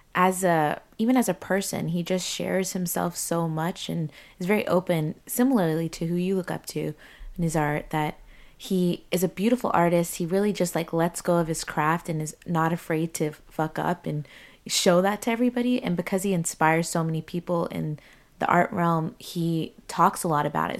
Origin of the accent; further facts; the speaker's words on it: United States; growing up in the States